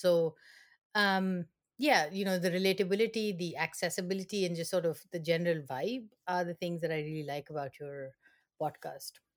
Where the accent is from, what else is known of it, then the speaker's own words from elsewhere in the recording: India; moved away as an adult; now in East Lansing, United States; I am originally from India